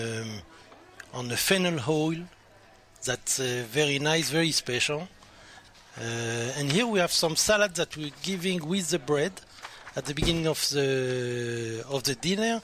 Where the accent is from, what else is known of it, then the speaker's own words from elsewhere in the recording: France; accent: French; English is a second language; my French accent